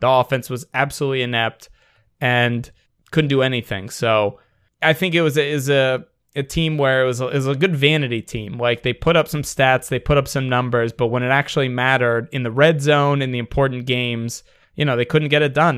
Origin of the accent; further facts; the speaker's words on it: Washington, District of Columbia, United States; when I grew up in Washington, D C, we didn't have a baseball team